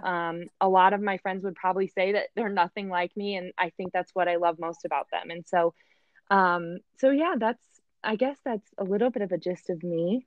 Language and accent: English; Michigan, United States; moved away as an adult; also born or lived in Kentucky; now in Indianapolis, United States; originally I'm from Michigan, so I really just am your textbook Midwest girl, um, born and raised here